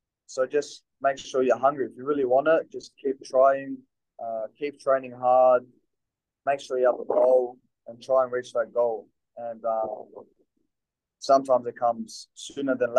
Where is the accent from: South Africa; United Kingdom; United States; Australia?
Australia; Melbourne, Victoria; moved away as an adult; also born or lived in Italy; now in Newcastle, Australia; I'm from Melbourne, and every time I go there, my family's there